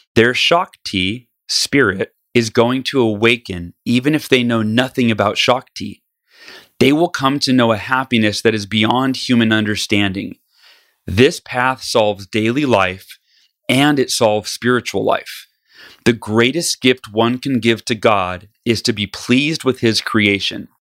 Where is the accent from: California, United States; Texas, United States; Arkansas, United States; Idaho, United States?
California, United States; moved away; back to my home state where I was, uh, born and grew up